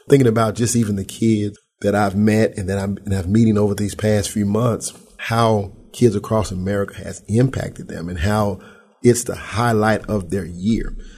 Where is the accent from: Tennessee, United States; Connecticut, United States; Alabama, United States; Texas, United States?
Tennessee, United States; Memphis; I'm right here from Memphis